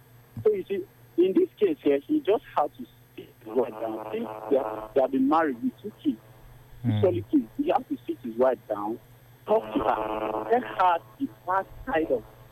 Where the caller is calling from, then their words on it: Garki, Federal Capital Territory, Nigeria; I am calling you from Garki.